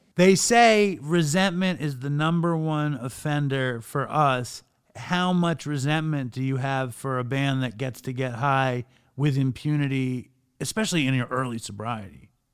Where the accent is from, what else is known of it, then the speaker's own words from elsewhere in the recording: New York, United States; moved away as an adult; also born or lived in Los Angeles; I'm from New York, but I wound up living in LA for years